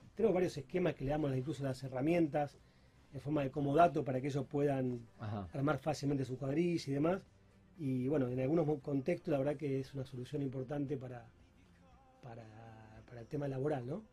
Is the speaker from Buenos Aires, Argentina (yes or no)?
no; Rosario, Santa Fe, Argentina; moved away as an adult; also born or lived in Peru / Chile; he estado viviendo mucho tiempo fuera de Rosario, incluso fuera del país